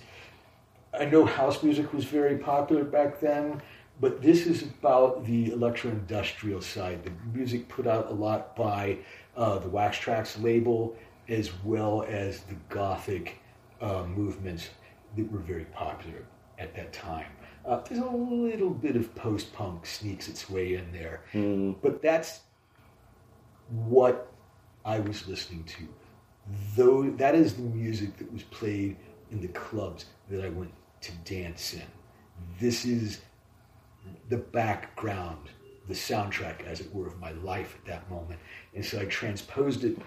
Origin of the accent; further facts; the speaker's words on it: Columbus, Ohio, United States; moved away; also born or lived in Chicago; I'm from Columbus, Ohio